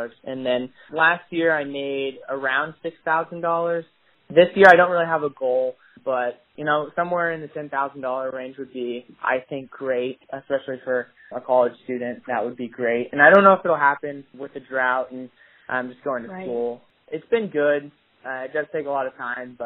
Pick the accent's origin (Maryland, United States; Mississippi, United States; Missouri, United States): Missouri, United States; Northeast; I am from Northeast Missouri, and I harvest native prairie plants